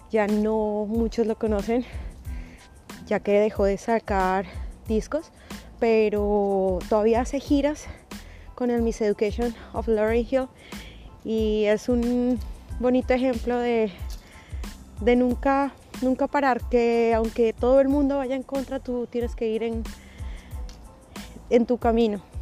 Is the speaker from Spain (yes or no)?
no; Colombia; now in Canada; inmigrante ah, en Canadá, colombiana